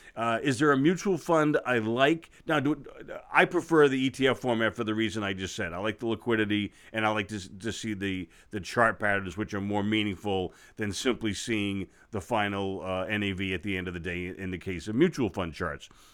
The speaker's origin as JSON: {"language": "English", "country": "United States", "said": "as an American and as an investor"}